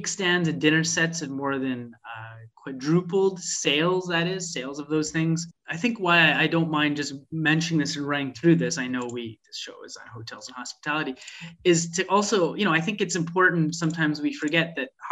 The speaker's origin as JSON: {"language": "English", "country": "Canada", "moved": "yes", "lives_now": "United Kingdom", "said": "as a Canadian transplant"}